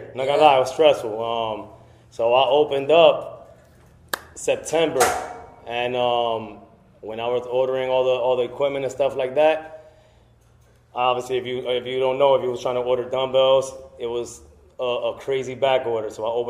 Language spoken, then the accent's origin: English; Paterson, New Jersey, United States; now in Belleville, United States; But I grew up in Patterson. Been there. I actually just moved out of Patterson 3 years ago. I moved to Belleville.